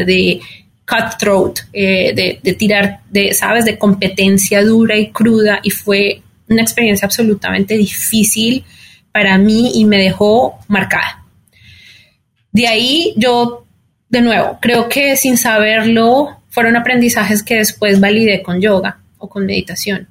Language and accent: Spanish; Colombia; moved away as an adult; also born or lived in Mexico City; now in New York, United States; soy colombiana